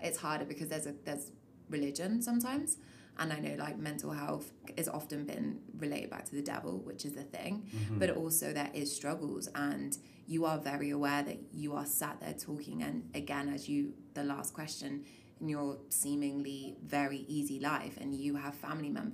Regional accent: England, United Kingdom; now in Canada; I was born in England. I've moved to Canada.

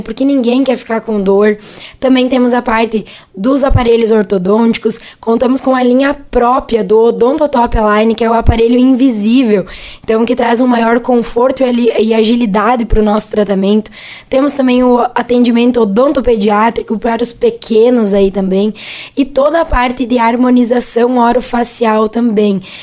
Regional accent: Rodeio Bonito and Cerro Grande, Rio Grande do Sul, Brazil; moved away as an adult; also born or lived in Frederico Westphalen; now in Venâncio Aires, Brazil; nós somos de duas cidades bem pequenininhas lá do interior, que é Rodeio Bonito e Cerro Grande também

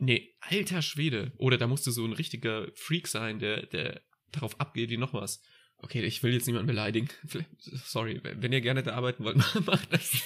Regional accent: Mannheim, Baden-Württemberg, Germany; moved away as an adult; now in Hamburg, Germany; ich komme aus Mannheim eigentlich

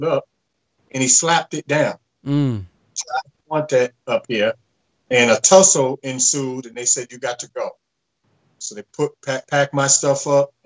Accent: Boston, Massachusetts, United States; a young man growing up in Boston on the streets, age 16

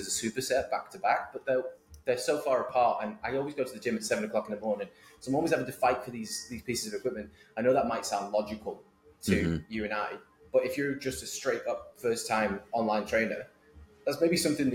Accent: Manchester, North West England, United Kingdom; moved away as an adult; also born or lived in Boston, United States; now in United States; I am originally from Manchester, Northern England, you should probably tell. But I've lived in the US for 10 years.

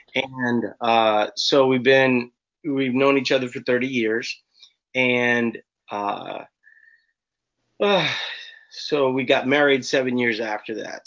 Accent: New Orleans, Louisiana, United States; now in Minnesota, United States; I live in Minnesota, but I'm actually not from Minnesota. Mm-hmm. I'm from New Orleans

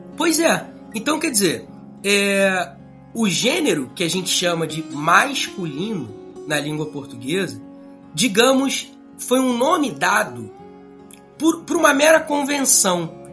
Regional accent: Rio de Janeiro, Brazil; sou carioca

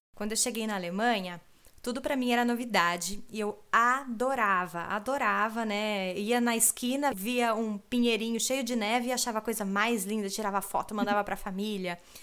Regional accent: Brazil; first language Portuguese; moved away as an adult; now in Germany; nós brasileiros

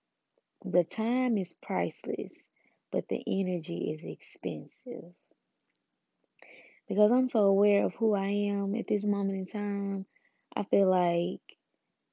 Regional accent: Memphis, Tennessee, United States; I'm from Memphis, where pimping basically like resides

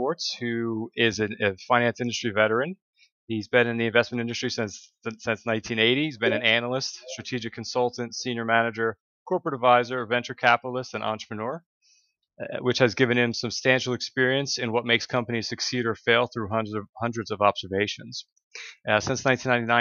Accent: Northeast, United States; I was born in the Northeast in the U.S.

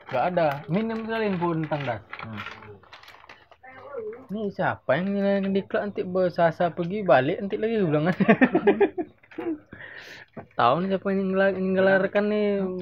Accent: Bali, Indonesia; enggak memang kami dari Bali udah nggak ada lagi orang dalam

